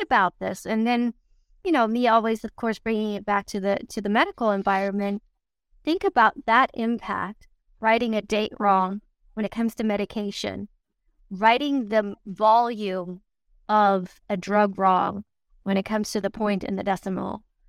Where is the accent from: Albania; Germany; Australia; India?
Germany; moved away; growing up in Germany